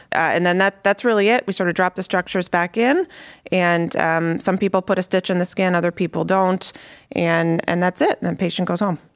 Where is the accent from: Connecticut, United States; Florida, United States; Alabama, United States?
Connecticut, United States; moved away as an adult; also born or lived in Chicago, Illinois; now in Cleveland, United States; So I'm from the East Coast. I grew up in Connecticut.